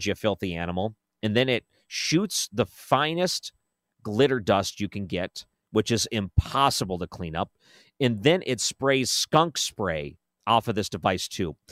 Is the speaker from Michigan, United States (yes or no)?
yes; Detroit, Michigan, United States; now in St. Louis, United States; Growing up in the Detroit area